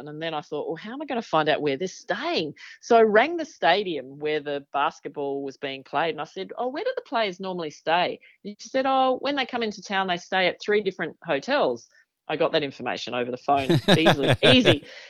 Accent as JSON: {"language": "English", "country": "Australia", "said": "I'm from Australia."}